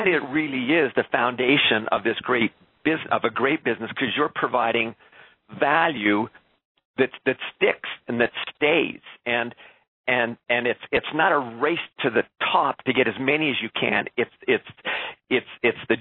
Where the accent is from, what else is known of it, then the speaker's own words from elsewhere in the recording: Canada; also born or lived in Quebec; being a Canadian, having spent a couple of years in Quebec